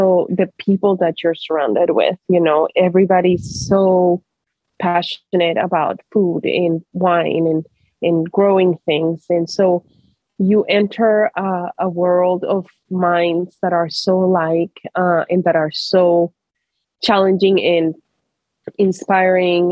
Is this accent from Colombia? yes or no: yes; Colombia; now in Portland, United States; growing up in Colombia